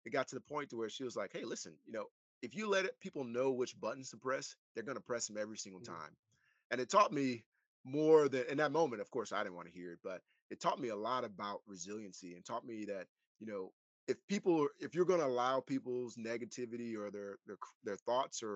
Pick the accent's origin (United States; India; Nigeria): United States; Ruston, Louisiana; moved away; I grew up in Ruston, Louisiana